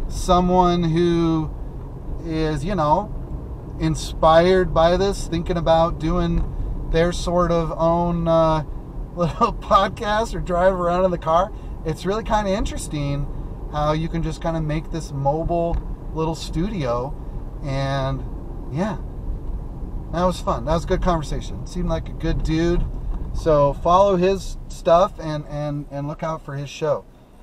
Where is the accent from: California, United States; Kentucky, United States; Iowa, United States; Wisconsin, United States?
Wisconsin, United States; That's what we used to do growing up in Wisconsin, exactly.